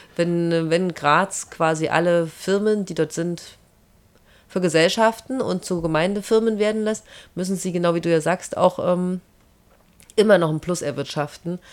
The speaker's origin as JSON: {"language": "German", "country": "Germany", "tie": "born or raised there", "moved": "yes", "lives_now": "Salzburg, Austria", "said": "ich komme ja aus der DDR."}